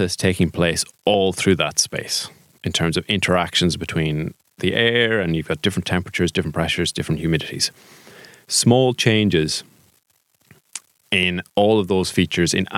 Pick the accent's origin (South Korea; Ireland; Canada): Ireland; Sligo, Connacht; I'm a Sligo man